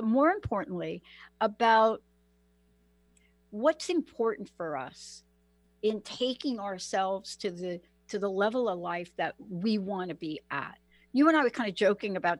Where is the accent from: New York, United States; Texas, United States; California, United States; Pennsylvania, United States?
New York, United States; New York City; I'm from New York. I grew up in New York, born and raised in the Bronx